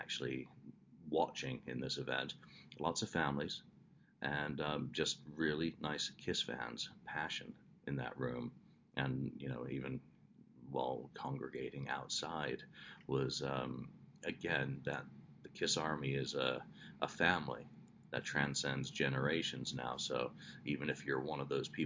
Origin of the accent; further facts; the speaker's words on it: England, United Kingdom; I am English